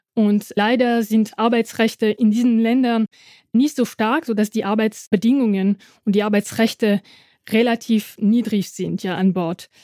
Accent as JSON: {"language": "German", "town": "Dieppe", "region": "Normandy", "country": "France", "tie": "born or raised there", "also_born_or_lived": "Halle an der Saale / Panama", "second_language": "German", "moved": "yes", "lives_now": "Halle, Germany", "said": "bin in der Normandie in einem kleinen Hafen in Dieppe äh, geboren"}